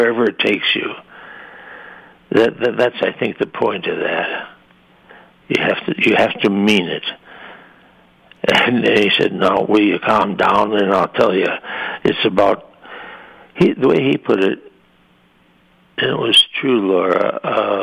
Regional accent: Madison, Wisconsin, United States; moved away; I'm from Wisconsin, and then when I left Wisconsin

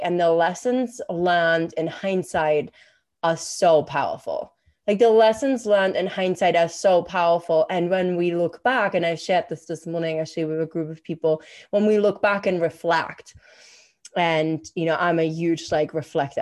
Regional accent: Germany; moved away; I'm from Germany

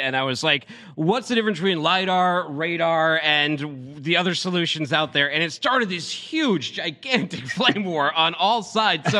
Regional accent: Northeast, United States; I'm from the Northeast

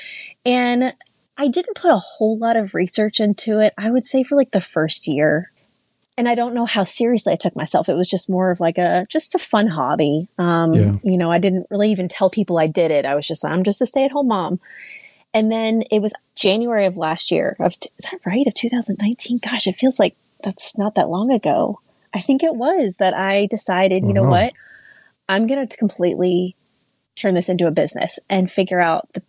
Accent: Louisville, Kentucky, United States; moved away as an adult; now in Indiana, United States; where I grew up in Kentucky in Louisville

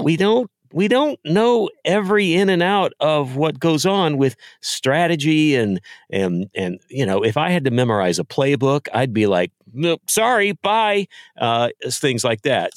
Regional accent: Texas, United States; moved away; I grew up in Texas

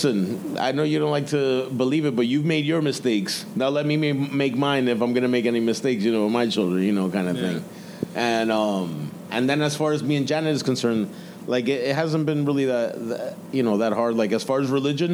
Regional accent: New York City, New York, United States; the kids are growing up in Ozone Park, Queens, New York. That's where I grew up

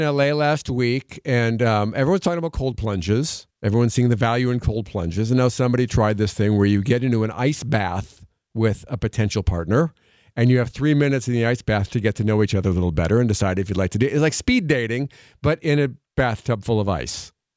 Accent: Wisconsin, United States; moved away; I'm from Wisconsin

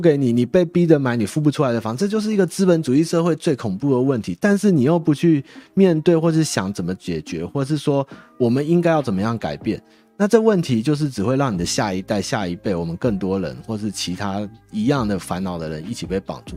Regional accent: Taiwan; 我们台湾人

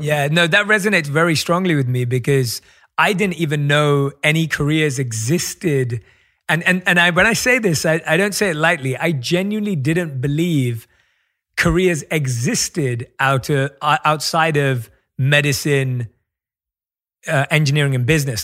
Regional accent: London, United Kingdom; moved away; my roots growing up in London as well, where I think we have an incredibly strong South Asian community where you are right now, where I was born and raised.

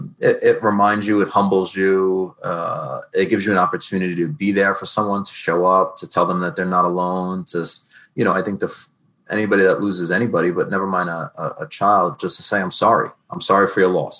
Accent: New York, United States; moved away as an adult; now in New Jersey, United States; I'm new to New Jersey. I'm from New York

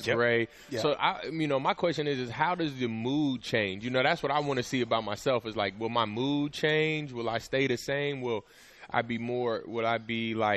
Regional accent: Kansas, United States; moved away; also born or lived in Seattle area; where I'm from Kansas

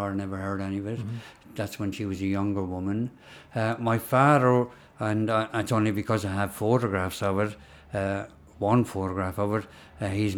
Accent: Kildare, Leinster, Ireland; I'm not Irish at all. You know, I was born there

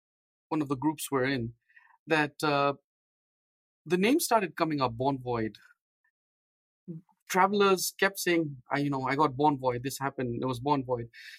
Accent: Nairobi, Kenya; also born or lived in India / London; now in San Diego, United States; So we were very little when we moved from India to Africa. I grew up in Nairobi, Kenya.

